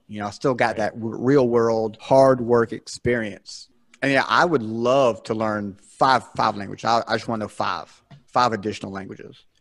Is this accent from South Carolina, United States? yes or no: yes; South Carolina, United States; I'm from South Carolina here in the South, born and raised. Well, not born, but raised here in South Carolina